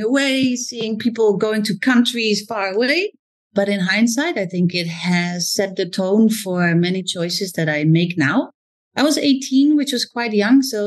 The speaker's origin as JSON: {"language": "English", "town": "Zwolle", "region": "Overijssel", "country": "Netherlands", "tie": "born or raised there", "also_born_or_lived": "Amsterdam, Netherlands / London, United Kingdom", "second_language": "English", "moved": "as an adult", "lives_now": "Singapore", "said": "Zwolle, where I was raised."}